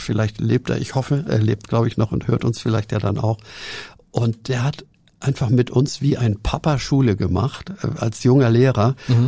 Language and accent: German; Hamburg, Germany; ich bin in Hamburg aufgewachsen, im zerstörten Winterhude